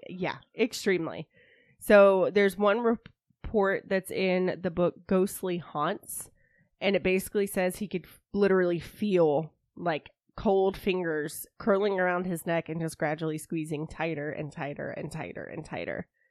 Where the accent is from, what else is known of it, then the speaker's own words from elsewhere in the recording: Georgia, United States; I'm from Georgia.